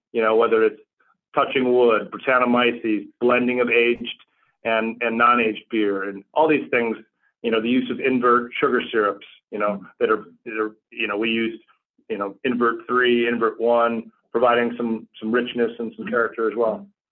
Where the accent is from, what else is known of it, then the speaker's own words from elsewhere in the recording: Chicago, Illinois, United States; as a Chicagoan